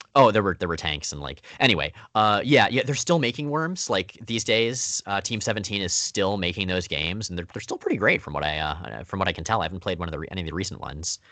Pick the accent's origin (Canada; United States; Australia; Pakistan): United States; Florida; I, I grew up entirely in Florida